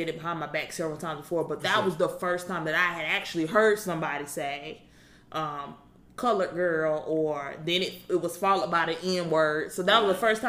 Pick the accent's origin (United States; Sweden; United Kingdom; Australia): United States; Alabama; I was born and raised in Alabama.